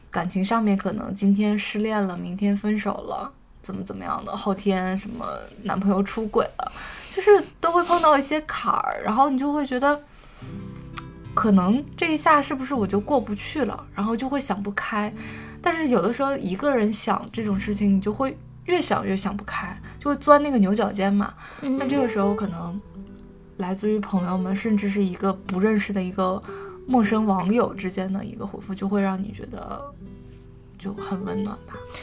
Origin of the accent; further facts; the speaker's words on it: Northeast China, China; 我东北人嘛